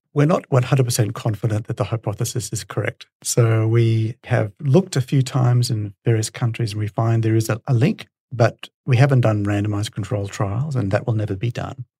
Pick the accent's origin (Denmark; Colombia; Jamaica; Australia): Australia; Brisbane, Queensland; So I'm a Brisbane boy. I grew up in Brisbane and went to UQ.